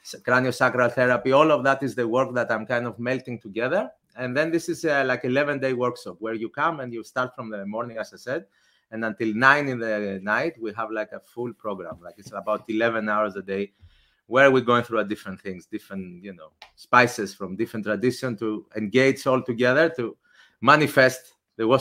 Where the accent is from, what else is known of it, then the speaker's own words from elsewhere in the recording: Athens, Attica, Greece; I grew up in Athens